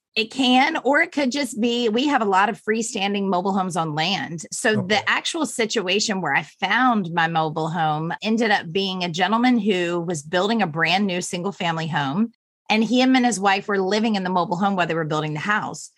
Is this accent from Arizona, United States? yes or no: no; Virginia, United States; moved away; also born or lived in Florida; I grew up in Virginia